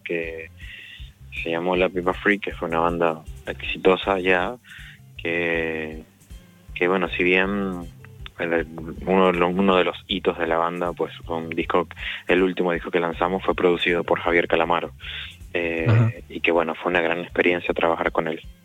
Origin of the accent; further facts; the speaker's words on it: Venezuela; moved away as an adult; now in Argentina; soy de Venezuela.